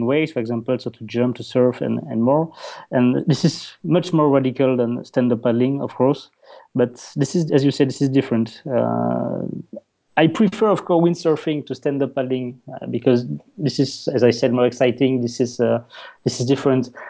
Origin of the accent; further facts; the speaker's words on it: Wallonia, Belgium; accent: Dutch; first language French; English is a second language; I'm from Belgium. So my native language is French. Because in the south part of Belgium, you speak French, of course